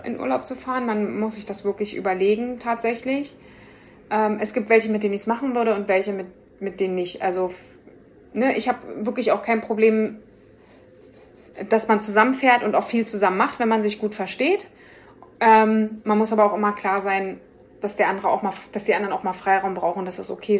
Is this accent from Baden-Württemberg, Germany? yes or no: no; Berlin, Germany; ich bin halt auch ein Berliner Mädchen